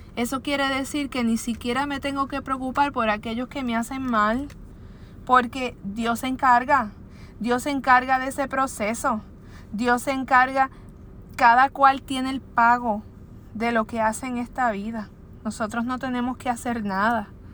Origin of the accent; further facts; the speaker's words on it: Puerto Rico; aquí en mi país, en Puerto Rico